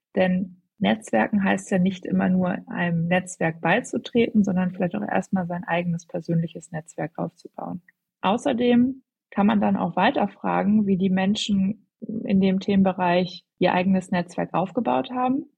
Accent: Hamburg, Germany; moved away as an adult; now in Berlin, Germany; ich komme ursprünglich aus Hamburg und bin jetzt seit ja, rund zweieinhalb Jahren schon in Berlin

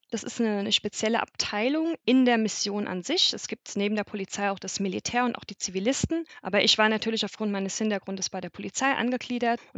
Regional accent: Limburg an der Lahn, Hesse, Germany; ich bin 36 Jahre alt, ich komme ursprünglich aus der Nähe von Limburg an der Lahn

